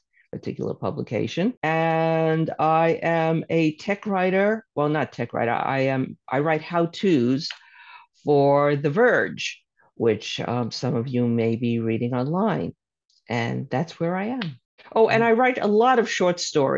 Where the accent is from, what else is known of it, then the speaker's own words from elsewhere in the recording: New York City, New York, United States; I'm from Brooklyn, as you can probably tell from my accent